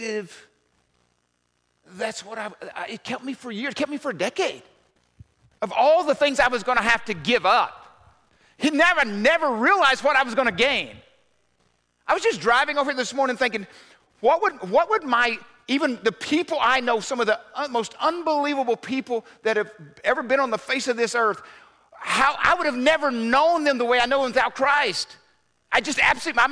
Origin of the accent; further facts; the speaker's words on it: Arkansas, United States; growing up in the South, everybody knew Jesus. I mean, I don't know of any other religion